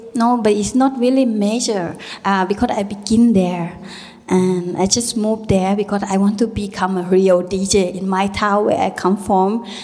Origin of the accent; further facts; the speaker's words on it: Thailand; English is a second language; moved away; also born or lived in Berlin; the way how I grow up, you know, live with a uh, little small village in Thailand.